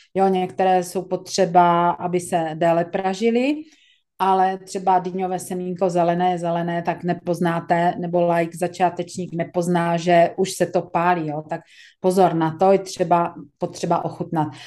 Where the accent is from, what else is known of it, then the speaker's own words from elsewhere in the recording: Czechia; jsme Češi